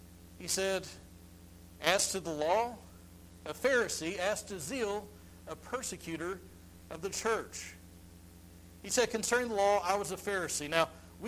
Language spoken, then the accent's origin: English; United States